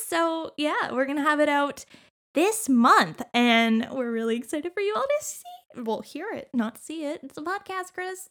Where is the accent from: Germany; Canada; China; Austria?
Canada; we're Canadian